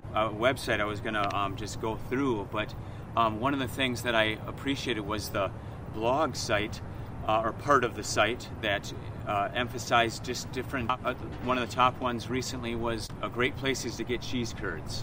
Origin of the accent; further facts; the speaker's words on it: Eau Claire, Wisconsin, United States; growing up in Eau Claire, myself going to college here